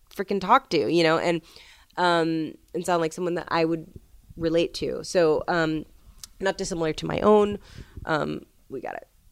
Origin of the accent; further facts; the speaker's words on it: New York City, New York, United States; I'm from New York City